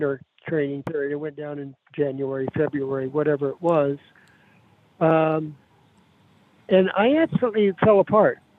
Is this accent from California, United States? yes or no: yes; Davis, California, United States; moved away as an adult; I went back to my hometown, Davis